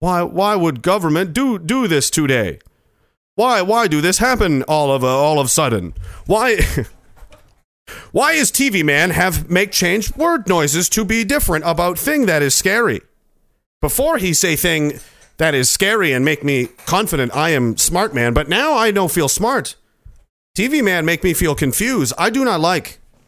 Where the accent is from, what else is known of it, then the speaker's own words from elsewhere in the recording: Dayton, Ohio, United States; I'm from the University of Dayton, Ohio, and I'm not even in Canada.